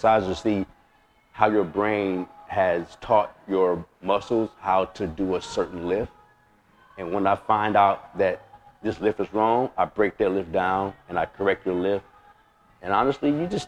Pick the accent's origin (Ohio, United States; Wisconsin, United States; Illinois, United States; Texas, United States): Illinois, United States; Chicago; moved away as an adult; now in California, United States; from Chicago, from the West Side. I'm from the Bricks